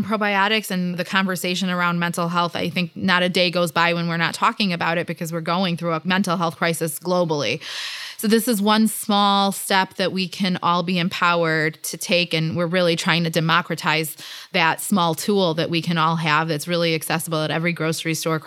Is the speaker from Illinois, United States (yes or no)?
yes; Chicago, Illinois, United States; growing up in Chicago